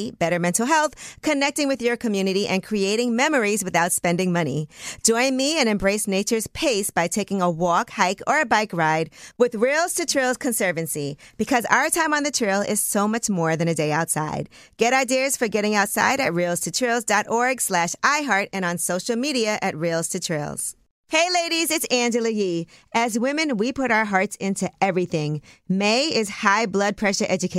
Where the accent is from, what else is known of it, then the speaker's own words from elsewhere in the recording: New York City, New York, United States; I am from Brooklyn.